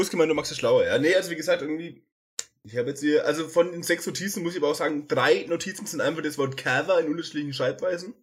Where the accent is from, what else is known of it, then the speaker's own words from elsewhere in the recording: Hagenbüchach, Bavaria, Germany; now in Fürth, Germany; bei Hagenbüchach, also, wo ich herkomme